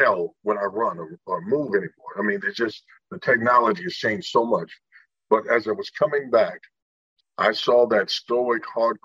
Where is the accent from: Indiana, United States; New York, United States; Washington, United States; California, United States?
Indiana, United States; I was born in Indiana